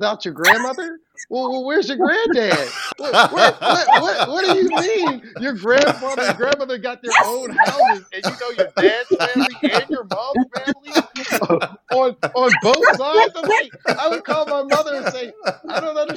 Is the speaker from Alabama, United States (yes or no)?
no; Pittsburgh, Pennsylvania, United States; moved away; also born or lived in Appleton, Wisconsin; I grew up in Pittsburgh, Pennsylvania, and we were poor